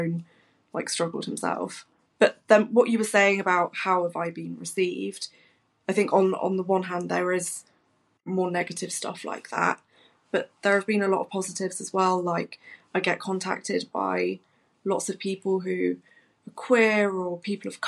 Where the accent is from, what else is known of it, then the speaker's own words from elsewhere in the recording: Nottingham, East Midlands, United Kingdom; I'm born and bred in Nottingham. I represent my home city